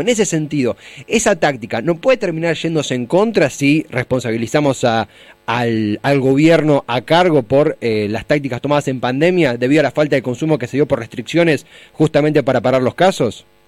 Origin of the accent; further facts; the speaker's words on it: Buenos Aires Province, Argentina; yo soy bonaerense